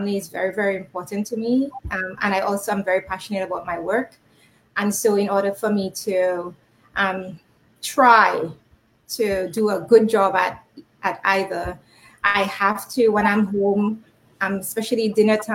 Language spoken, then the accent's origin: English; Dominica; moved away as an adult; also born or lived in Canada; now in United States; I was raised in Dominica. I left home at 19-ish, about 19. So I spent all of my formative years in Dominica.